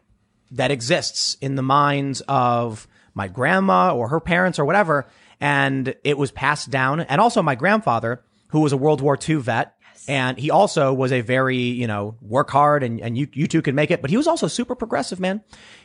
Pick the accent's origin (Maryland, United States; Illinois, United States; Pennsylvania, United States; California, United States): Illinois, United States; Chicago; Growing up on the South Side of Chicago, we have there's a word you've probably heard. Hustling.